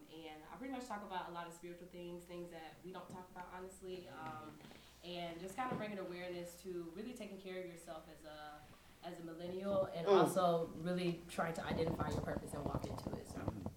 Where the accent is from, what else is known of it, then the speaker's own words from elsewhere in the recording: Villa Rica, Georgia, United States; also born or lived in Decatur, Georgia; So I am from Decatur, Georgia, and I moved